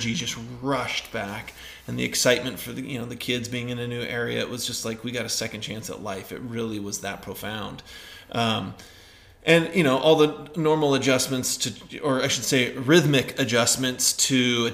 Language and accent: English; Northern California, United States; moved away; also born or lived in Idaho; the property that we grew up in Northern California